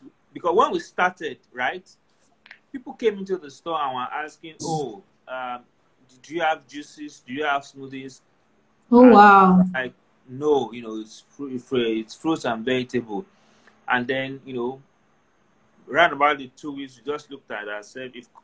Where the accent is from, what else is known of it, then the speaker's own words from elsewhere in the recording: Ilorin, Kwara, Nigeria; moved away; we moved from Ilorin, and, you know, Ilorin was, even though it was a big city, but it was also kind of agrarian. So, grew up around, you know, very fresh fruits and vegetables.